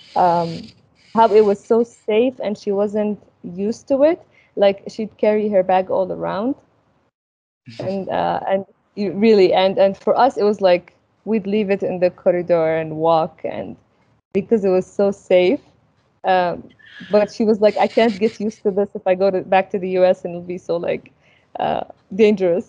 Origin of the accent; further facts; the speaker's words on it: Al Ain, Abu Dhabi, United Arab Emirates; moved away as an adult; also born or lived in Sudan / Egypt; I grew up in the in UAE